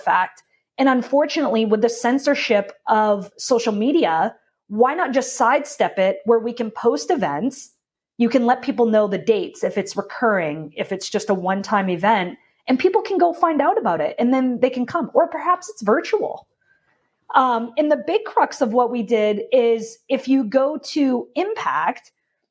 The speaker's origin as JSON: {"language": "English", "town": "Portland", "region": "Maine", "country": "United States", "moved": "yes", "lives_now": "Florida, United States", "said": "I'm from Portland, Maine."}